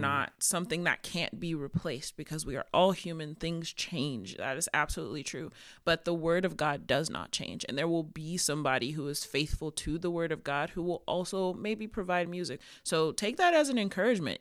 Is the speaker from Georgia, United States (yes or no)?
yes; Georgia, United States; I'm from Georgia, so Bible Belt.